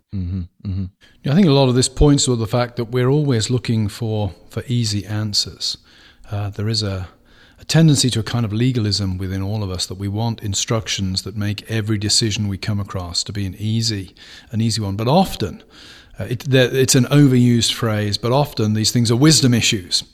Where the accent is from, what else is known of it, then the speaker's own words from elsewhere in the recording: United Kingdom; moved away; growing up in Britain